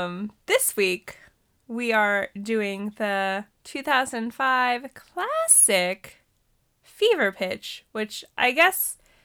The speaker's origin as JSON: {"language": "English", "region": "Montana", "country": "United States", "said": "it's hotter than shit in Arizona. And I came from Montana."}